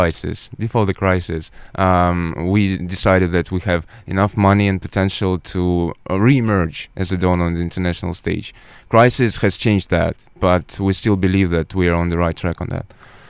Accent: Russia; my country, my home country

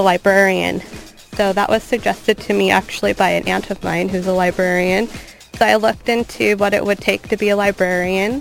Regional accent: Long Beach, California, United States; I'm from Long Beach. I went to school in Long Beach

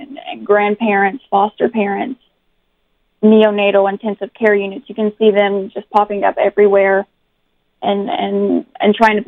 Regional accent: Central Appalachia, Southwest Virginia, United States; I'm from Southwest Virginia in Central Appalachia

